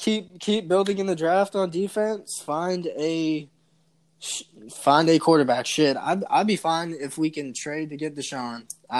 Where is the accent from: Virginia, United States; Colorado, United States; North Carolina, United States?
North Carolina, United States; Charlotte; also born or lived in Columbia, South Carolina; now in Myrtle Beach, United States; I'm from Charlotte, North Carolina. So I'm a huge Carolina Panthers fan. We have season tickets here, and I used to go to every home game when I lived in Columbia, about an hour drive away. Now I'm in Myrtle Beach